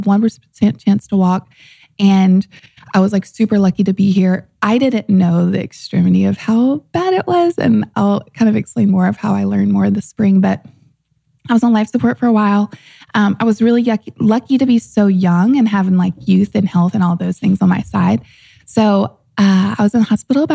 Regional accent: St. Francisville, Louisiana, United States; moved away as an adult; But I grew up in the Deep South in St. Francisville, Louisiana

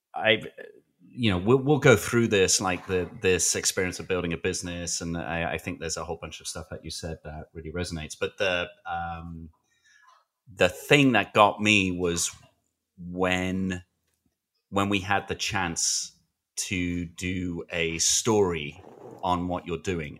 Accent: United Kingdom; I'm British

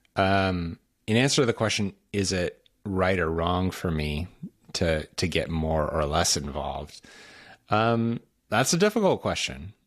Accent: Washington, United States; I'm from Washington State, not Washington, D C. And out in Washington State, we don't really trust the people on the East Coast

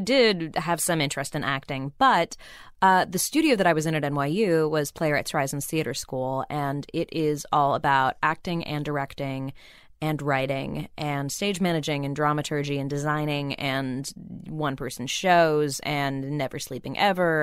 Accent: Burbank, California, United States; I grew up in Burbank

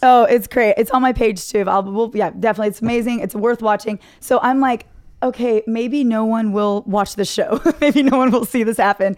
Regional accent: Dallas, Texas, United States; moved away; I grew up in Dallas, grew up in Plano, North Dallas

